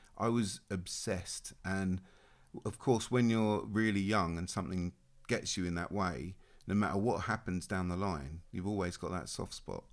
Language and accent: English; Australia; moved away; I was born and raised in Australia